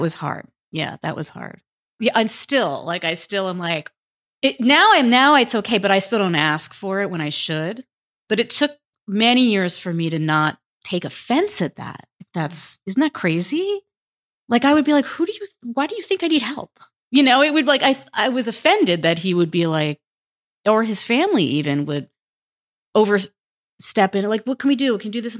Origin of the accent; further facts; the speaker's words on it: United States; And I'm from New York, New Jersey, 3 kids.